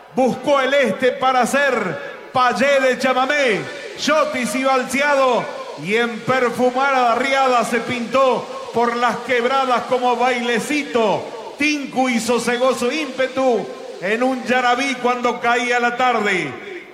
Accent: Argentina; nosotros los argentinos decimos cada noche

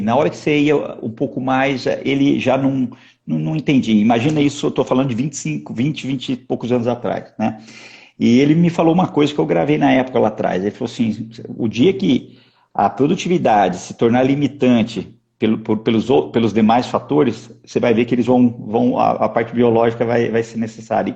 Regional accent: Pitangueiras, São Paulo, Brazil; eu sou um pitangueirense, né? Nasci, na, na, na, são Paulo. Na, na verdade é o seguinte, hoje eu já sou do mundo, né, Sandra? A, a, eu nasci em São Paulo capital, fui criado lá, lá no interior

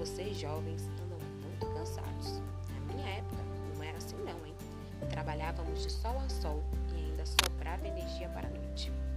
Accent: Brazil; nós, brasileiros

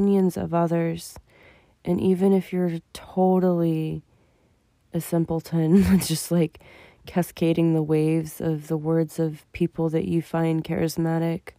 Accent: United States; me as an American

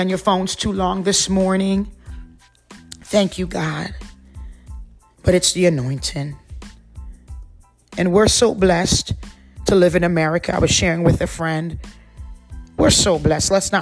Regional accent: Trinidad & Tobago; moved away; we grew up, you know, in the Caribbean islands. I came to this country 34 years ago. My whole family is Trinidadian. We are West Indian.

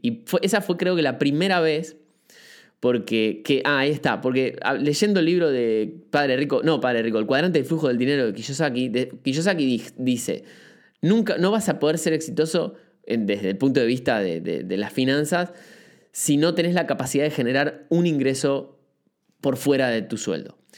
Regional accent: Buenos Aires, Argentina; moved away as an adult; now in Uruguay; soy de Argentina, este, estoy hace muy poquito en Uruguay. Eh, viví toda, mi infancia en Capital Federal

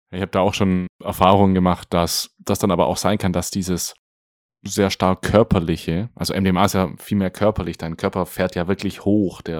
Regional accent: Germany; bei uns in Deutschland

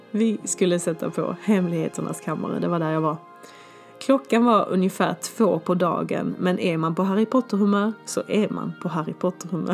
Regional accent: Skåne, Sweden; moved away as an adult; also born or lived in Stockholm, Sweden / Malmö, Sweden / Germany; jag ska landa hemma i Skåne. Så jag lämnade min 19 kvadrat lägenhet på Zinkensdamm och flyttade pick och pack hem till mamma och pappa

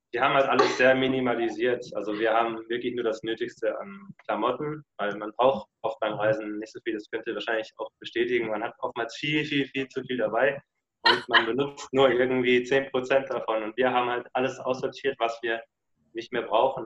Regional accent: Lörrach, Baden-Württemberg, Germany; moved away; Südwestdeutschland, also der südwestlichste Punkt Deutschlands, wo man sein kann, der heißt Lörrach

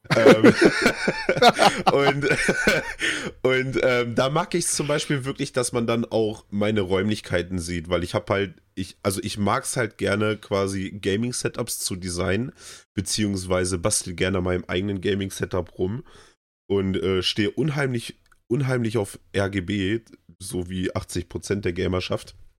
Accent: Germany; bei uns in Deutschland

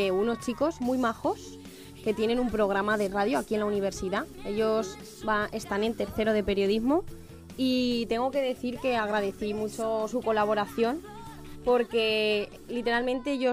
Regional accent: Albacete, Castilla-La Mancha, Spain; Yo soy de Albacete y me dicen que no se me nota mucho

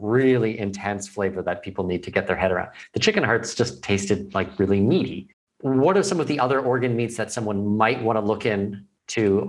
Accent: Canada; moved away as an adult

